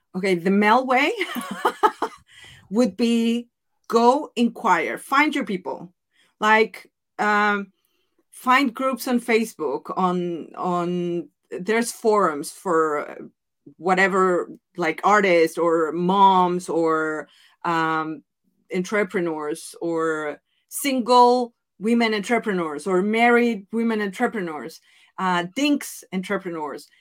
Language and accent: English; Mexico; accent: Mexican; English is a second language; moved away as an adult; also born or lived in Italy; now in Netherlands; my Spanish accent, my Mexican accent